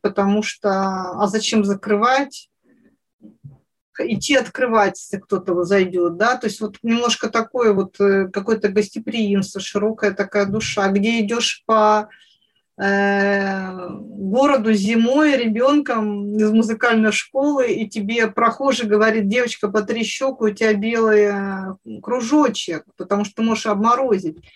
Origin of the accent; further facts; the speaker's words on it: Siberia, Russia; я провела детство в Сибири